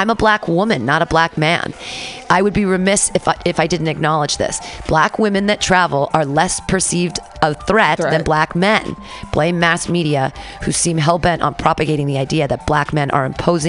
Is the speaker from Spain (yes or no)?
no; Canada; upon discovering I was from Canada, engaged us in an animated discussion about his love for my country.